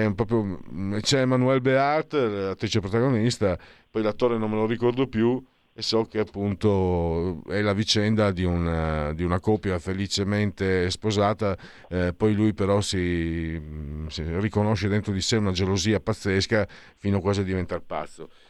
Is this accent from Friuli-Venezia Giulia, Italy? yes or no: yes; Friuli-Venezia Giulia, Italy; vengo dal Friuli